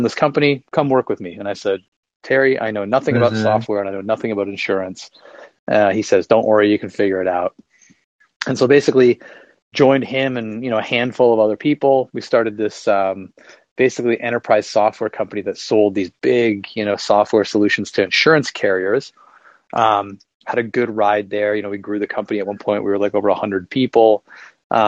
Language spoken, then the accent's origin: English; just outside of Toronto, Ontario, Canada; moved away as an adult; now in Charleston, United States; I'm Canadian. I'm from just outside of Toronto, and now I live in South Carolina, actually in the US.